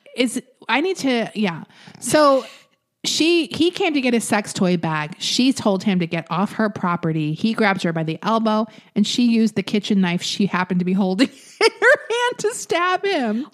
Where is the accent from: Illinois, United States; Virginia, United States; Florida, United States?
Florida, United States; I'm from Florida